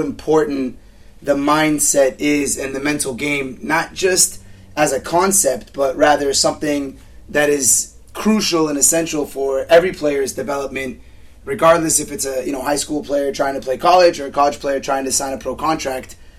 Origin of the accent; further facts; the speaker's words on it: Southern California, United States; I grew up playing in Cal South